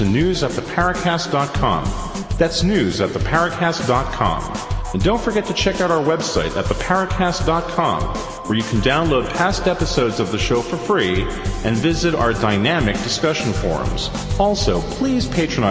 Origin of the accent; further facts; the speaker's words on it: Somerset, New Jersey, United States; moved away; also born or lived in Brooklyn, New York; having spent a bunch of my childhood years growing up in Somerset, New Jersey